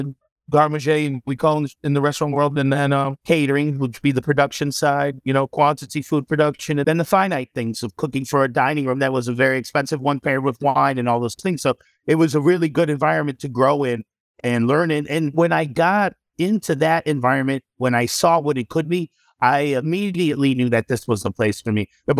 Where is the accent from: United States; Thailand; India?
United States; Chicago, Illinois; moved away; Growing up in Chicago, I grew up west of the city.